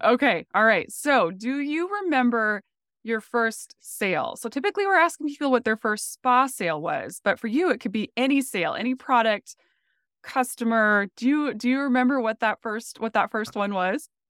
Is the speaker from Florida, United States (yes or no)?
no; North Dakota, United States; moved away as an adult; also born or lived in Phoenix; I grew up in North Dakota